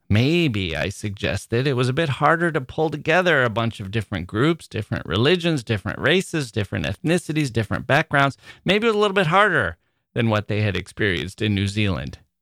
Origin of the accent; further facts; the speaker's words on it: United States; As an American